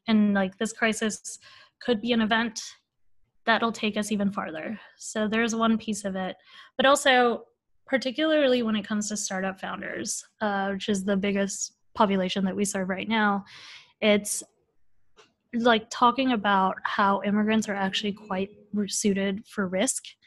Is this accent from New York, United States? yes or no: no; Bay Area, California, United States; I grew up in the Bay Area